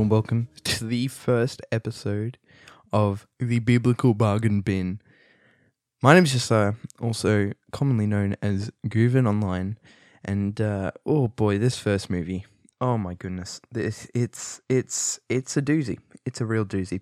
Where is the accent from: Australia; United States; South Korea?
Australia; I'm Australian.